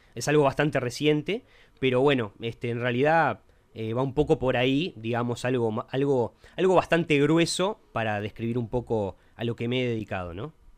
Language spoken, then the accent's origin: Spanish; Montevideo, Uruguay; viví en Uruguay toda mi vida, eso sí. Soy de Montevideo